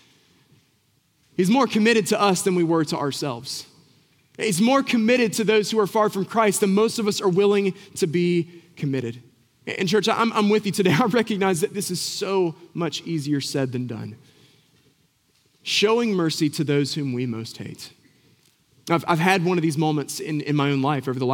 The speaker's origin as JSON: {"language": "English", "town": "Boone", "region": "North Carolina", "country": "United States", "tie": "born or raised there", "said": "I grew up in Boone"}